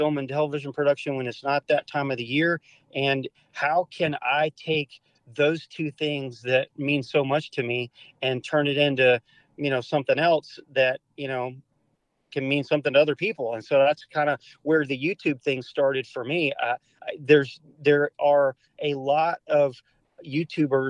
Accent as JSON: {"language": "English", "region": "Arkansas", "country": "United States", "tie": "born or raised there", "said": "living in Arkansas, growing up in Arkansas"}